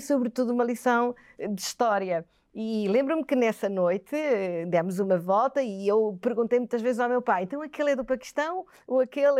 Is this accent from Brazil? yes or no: no; Quelimane, Zambezia, Mozambique; also born or lived in Aveiro, Portugal; now in Portugal; Eu nasci em África, em Moçambique, como disse, em Climane, uma cidade eh, centro-norte de, de, Moçambique